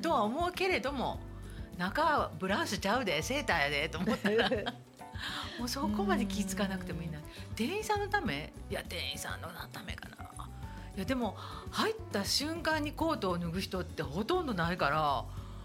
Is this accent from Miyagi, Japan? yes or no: no; Nishinomiya, Hyogo, Japan; 私あの地元が西宮なので